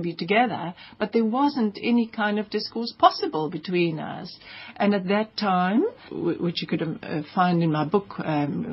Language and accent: English; South Africa; also born or lived in Namibia; I'm archetypally South African